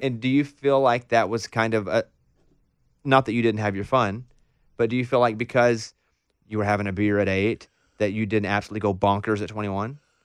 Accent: Arkansas, United States; I grew up in Arkansas, in a r, very rural town in Arkansas.

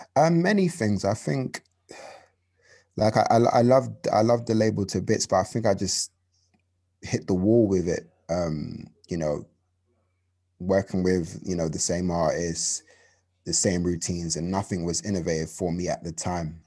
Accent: London, United Kingdom; I'm from London, uh, from a borough called Hackney, um, the best borough in the world

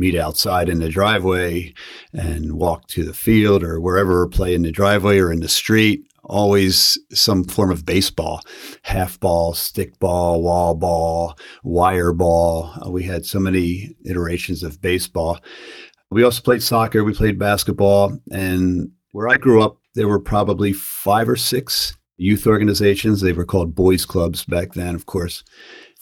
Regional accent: Philadelphia, Pennsylvania, United States; I grew up in Northeast Philadelphia in the Mayfair section of the city

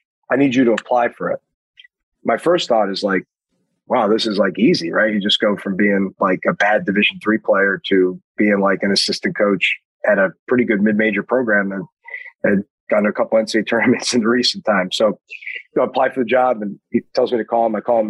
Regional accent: Queens, New York, United States; and I'm from Queens, you know.

